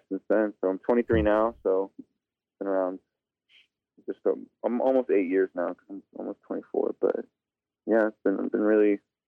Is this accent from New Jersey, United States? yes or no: no; Sioux Falls, South Dakota, United States; also born or lived in Pine Ridge Reservation, South Dakota; I grew up in South Dakota. I grew up on the east side in Sioux Falls